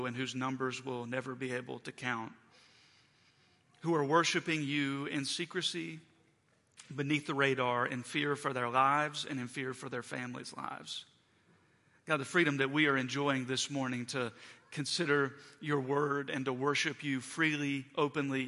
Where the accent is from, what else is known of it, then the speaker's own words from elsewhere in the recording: West Virginia, United States; now in Morgantown, United States; the friends and community that I have from growing up in West Virginia